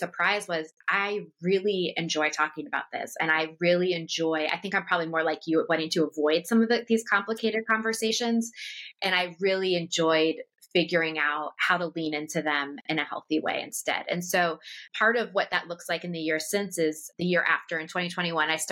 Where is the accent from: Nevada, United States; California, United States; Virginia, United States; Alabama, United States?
Virginia, United States; just outside Washington, D.C., Northern; moved away; I grew up just outside Washington, D.C. in Northern Virginia, and I was raised in a very political family.